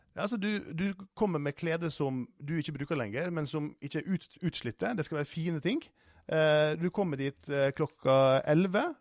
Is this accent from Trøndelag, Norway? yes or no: no; Sunnmøre, Møre og Romsdal, Norway; moved away; jeg er oppvokst på Sunnmøre